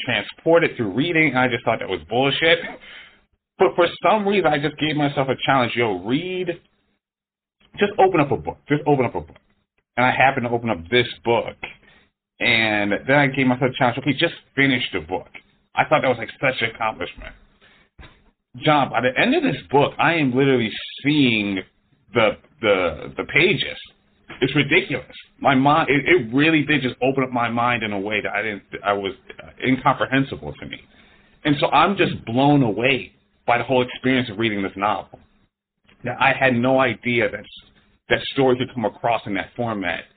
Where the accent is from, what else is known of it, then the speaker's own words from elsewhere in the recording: Philadelphia, Pennsylvania, United States; moved away as an adult; now in Los Angeles, United States; I'm from Philadelphia. I came out here to Los Angeles